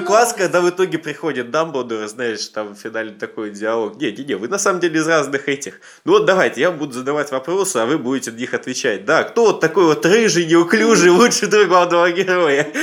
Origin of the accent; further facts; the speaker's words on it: Siberia, Russia; как любой приличный сибиряк